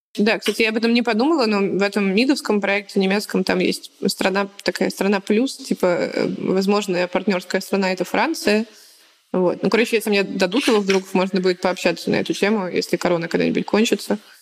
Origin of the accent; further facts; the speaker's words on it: Smolensk, Smolensk Oblast, Russia; я типа из Смоленска